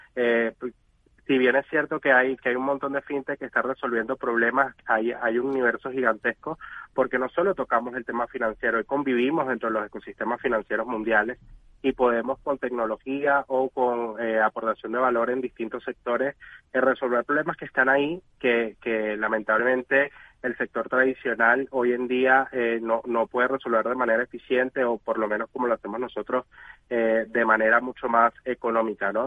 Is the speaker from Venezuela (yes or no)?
yes; Venezuela; soy venezolano